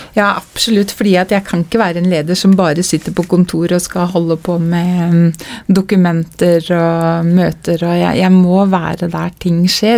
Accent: Telemark, Norway; vi som kom fra Telemark. Mm. For vi nevnte ikke Skien, Porsgrunn, Ulfoss, vi kom fra Telemark.

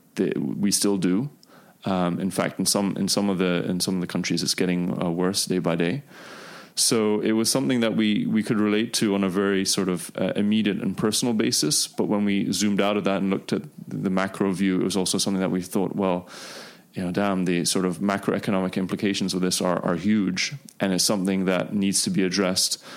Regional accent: Dubai, United Arab Emirates; also born or lived in United Kingdom; I grew up here in Dubai

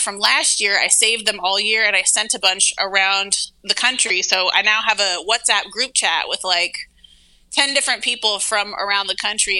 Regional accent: Pacific Northwest, United States; also born or lived in Brooklyn, New York; now in New York City, United States; I grew up in the Pacific Northwest, and it's like mad hippies and like anarchists and shit over there.

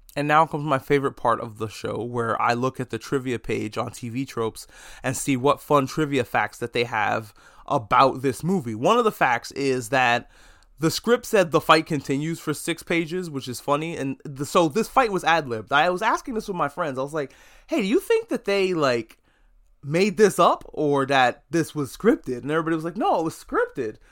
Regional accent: United States; I'm only an American.

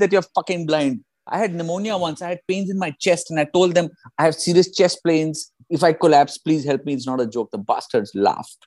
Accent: India; moved away; also born or lived in United Kingdom; I'm from India

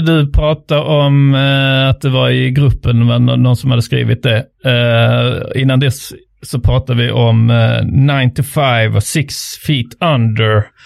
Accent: Trelleborg, Skåne, Sweden; jag kom då från Trelleborg som är då eh, ar arbetarstaden

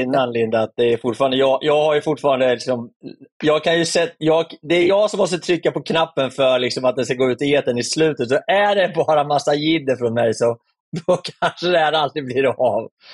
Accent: Örebro, Örebro County, Sweden; also born or lived in Malmö; jag är ju skåning, men närking är jag ju egentligen. Då. Så jag har ju bott hela mitt liv i, i Örebro

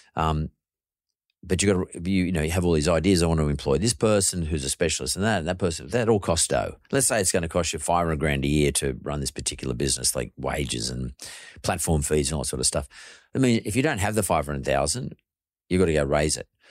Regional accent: Sydney, New South Wales, Australia; I grew up happy in Punch Bowl, uh, where I grew up

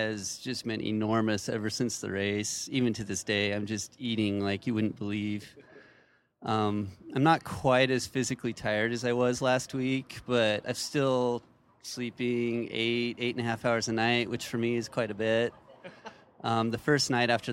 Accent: Wyoming, United States; now in Spokane, United States; Not so much in Spokane, but I grew up in Wyoming, so mostly back there

